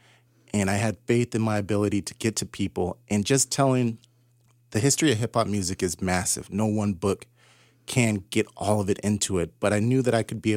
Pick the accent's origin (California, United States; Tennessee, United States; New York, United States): California, United States; Southern; I grew up in Southern California in the late 80s and the early 90s